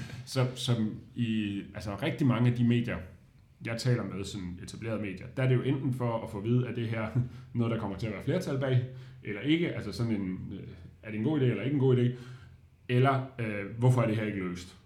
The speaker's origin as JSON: {"language": "Danish", "town": "Odense", "region": "Southern Denmark", "country": "Denmark", "tie": "born or raised there", "moved": "as an adult", "lives_now": "Aarhus, Denmark", "said": "jeg er vokset op i Odense"}